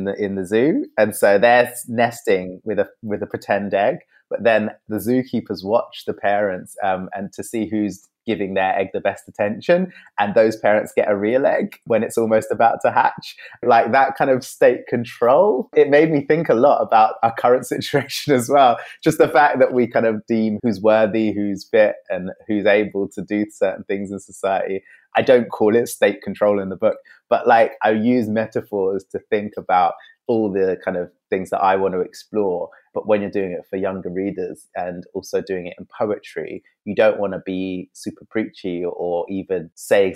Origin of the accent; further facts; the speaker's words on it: London, United Kingdom; I'm also mixed race. Yeah, also grew up in London